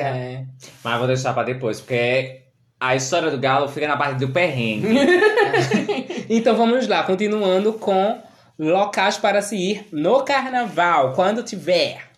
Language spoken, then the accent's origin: Portuguese; Recife, Pernambuco, Brazil; now in Camaragibe, Brazil; Eu sou de Recife, sou natural de Recife